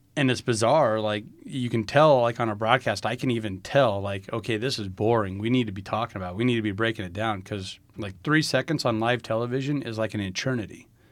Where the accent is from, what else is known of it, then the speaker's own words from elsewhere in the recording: Lynch, Nebraska, United States; I grew up in a real small town in northeast Nebraska by the name of Lynch